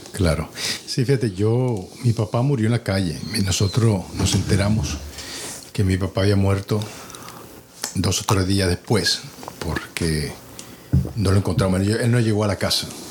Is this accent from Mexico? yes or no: no; Dominican Republic; now in United States